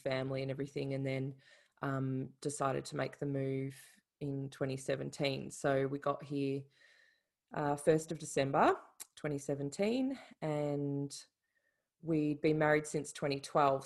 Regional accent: Melbourne, Victoria, Australia; moved away as an adult; now in Ireland; I'm Australian, from Melbourne

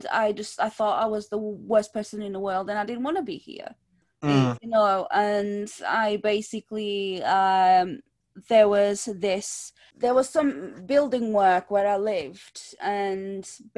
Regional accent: Lisbon, Portugal; moved away; back home where I'm from. So I'm from Lisbon, Portugal

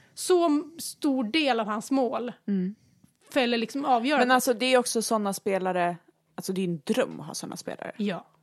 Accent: Västerås, Västmanland, Sweden; Vi är uppvuxna ute i Barkarö, en liten förort utanför mm. Västerås

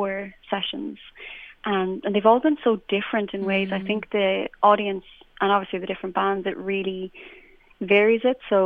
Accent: Clare, Munster, Ireland; moved away as an adult; also born or lived in Terenure, Dublin; now in Dublin, Ireland; I'm from Clare and I'm from the countryside, and everyone kind of played music

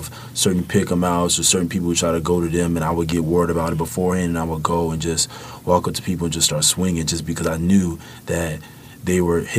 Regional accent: Chicago, Illinois, United States; moved away; growing up in the South Side of Chicago

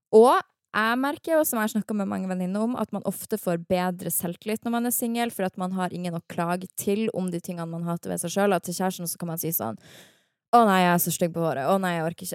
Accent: Harstad, Troms, Norway; now in Oslo, Norway; jeg er fra Harstad i sjelen min.

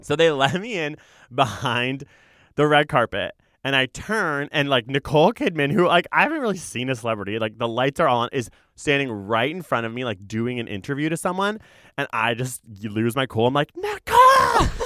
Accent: Toronto, Ontario, Canada; I actually grew up in what it was called East York.

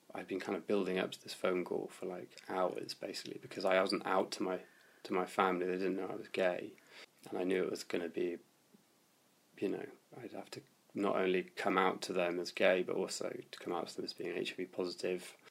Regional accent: London, United Kingdom; also born or lived in Bristol; I'm originally from West Hampstead

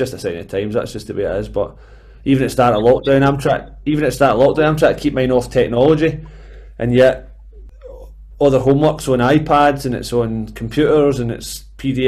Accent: Airdrie, Scotland, United Kingdom; also born or lived in Bellshill; I'm actually Airdrie born and bred, because that was the closest hospital. But I've been an Airdrie man all my days

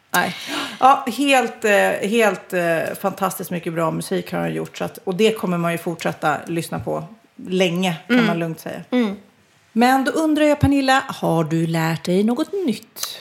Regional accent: Sweden; vi är ju svenskar

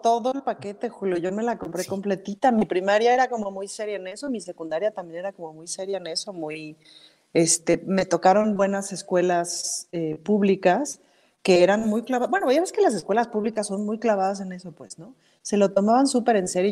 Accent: Mexico City, Mexico

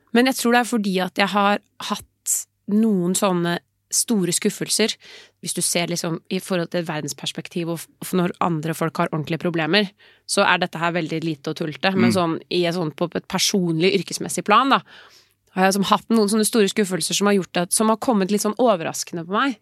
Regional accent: Oslo, Norway; Nå er jeg fra Oslo

